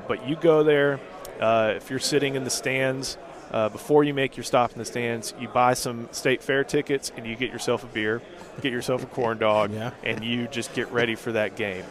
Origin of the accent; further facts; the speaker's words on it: Houston, Texas, United States; I grew up in Houston